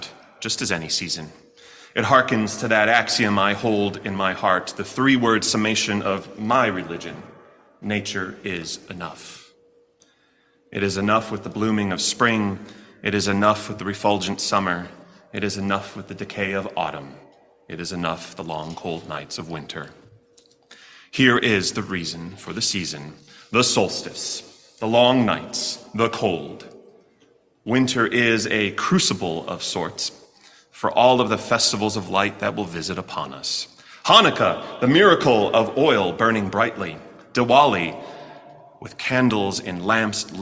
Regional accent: Chicago, Illinois, United States; now in Kentucky, United States; my hometown of Chicago

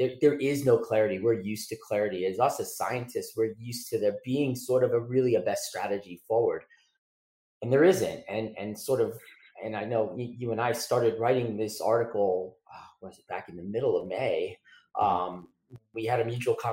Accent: South Florida, United States; a kid growing up in South Florida with hurricanes

